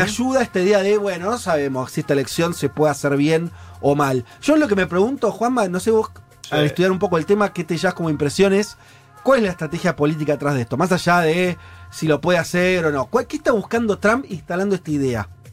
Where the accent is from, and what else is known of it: Argentina